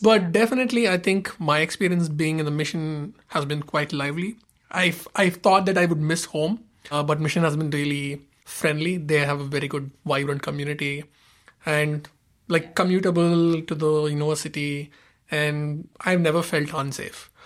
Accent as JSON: {"language": "English", "country": "India", "moved": "as an adult", "lives_now": "San Francisco, United States", "said": "we we are both from India, so we just arrived in the Bay Area for the program"}